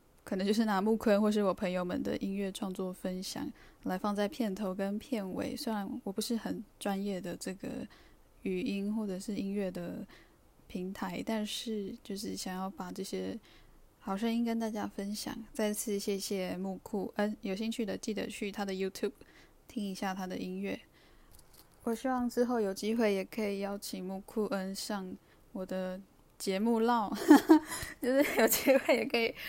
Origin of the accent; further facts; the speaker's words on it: Taiwan; 因为我自己是布农族跟泰雅族生的小孩，我的父亲是布农族人，母亲是泰雅族人。是的，我是在台湾这个身份别叫做原住民。那我自己本身也是，呃，在学布农语，